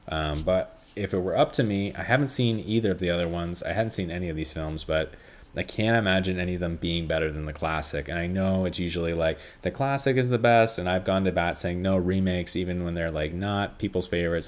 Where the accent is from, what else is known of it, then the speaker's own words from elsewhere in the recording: Canada; being a Canadian is like being a Jew